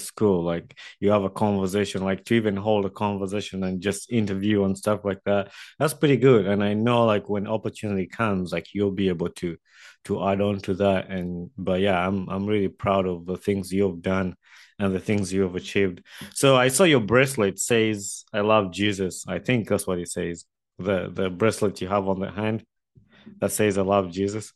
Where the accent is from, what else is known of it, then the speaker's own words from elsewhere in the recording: Wakiso, Central Region, Uganda; moved away; also born or lived in Kampala; I grew up in Wakiso